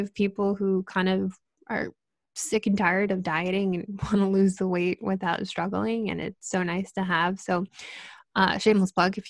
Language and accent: English; Connecticut, United States; moved away as an adult; And then when I transferred, I moved from Connecticut to Boston, and it was like this whole new experience in a city